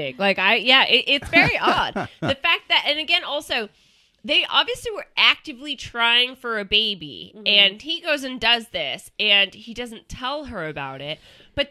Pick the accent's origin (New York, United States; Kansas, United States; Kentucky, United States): Kansas, United States; accent: Kansas; my Kansas accent